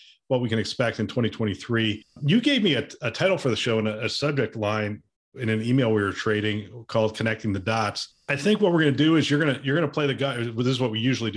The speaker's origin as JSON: {"language": "English", "town": "Bethlehem", "region": "Pennsylvania", "country": "United States", "tie": "born or raised there", "said": "I grew up in Bethlehem, Pennsylvania"}